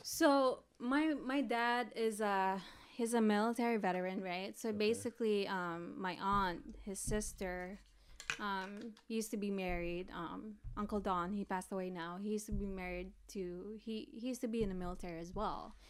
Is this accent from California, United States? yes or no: yes; East Bay, Bay Area, California, United States; also born or lived in Philippines; I grew up in the Bay Area. But I mainly grew up in the East Bay